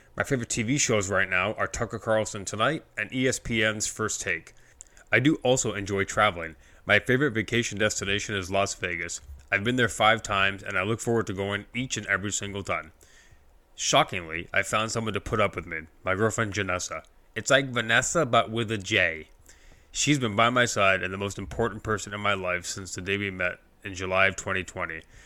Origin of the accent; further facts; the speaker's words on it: Scarborough, Ontario, Canada; I was born in Scarborough, Ontario, Canada